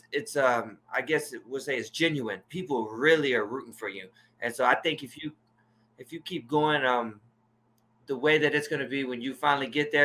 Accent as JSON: {"language": "English", "town": "Dallas", "region": "Texas", "country": "United States", "said": "I'm from D-Town."}